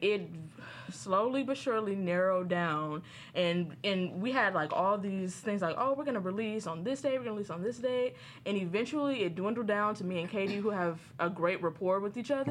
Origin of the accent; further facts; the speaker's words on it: Inglewood, California, United States; I'm from Inglewood, California